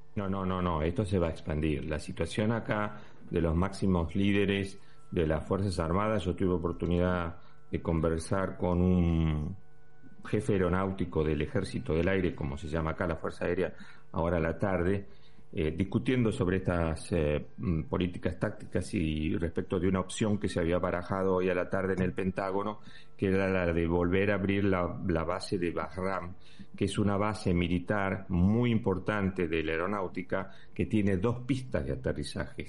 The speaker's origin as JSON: {"language": "Spanish", "country": "Argentina", "moved": "yes", "lives_now": "Spain", "said": "como ciudadano español, pero también te lo digo con la camiseta de argentino"}